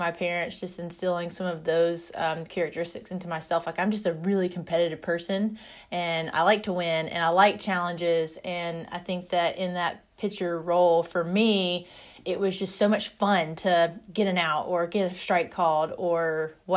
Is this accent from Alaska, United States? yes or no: no; North Carolina, United States; also born or lived in Carbondale, Illinois; I grew up in North Carolina